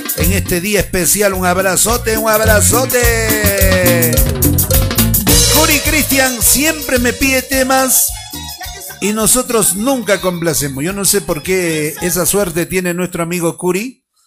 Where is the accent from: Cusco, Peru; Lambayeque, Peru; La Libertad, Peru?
Cusco, Peru; fuera del Cusco, de mi tierra